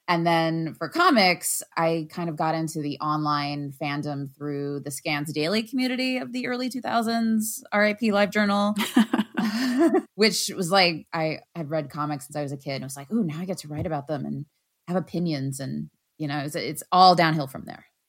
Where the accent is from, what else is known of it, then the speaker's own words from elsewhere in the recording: United States; as an American